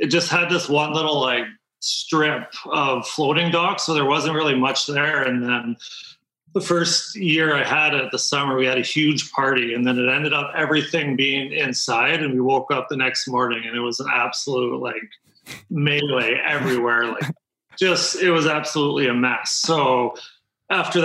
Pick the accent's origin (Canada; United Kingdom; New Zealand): Canada; Lake of the Woods, Ontario side; we're 2 hours from Winnipeg, so we're just in the Ontario side, right on the border, but we're 2 hours from Winnipeg, straight up from Minneapolis, and pretty quiet area, but this is where I grew up